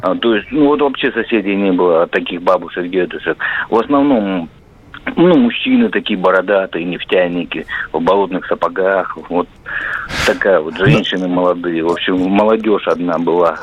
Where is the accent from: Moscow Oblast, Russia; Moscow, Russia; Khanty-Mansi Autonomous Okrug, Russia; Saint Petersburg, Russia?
Khanty-Mansi Autonomous Okrug, Russia; Nizhnevartovsk; now in Tyumen, Russia; я звоню с Тюмени, вот у меня такие воспоминания. А, ну, я родился в Нижневартовске, это нефтегазовый город маленький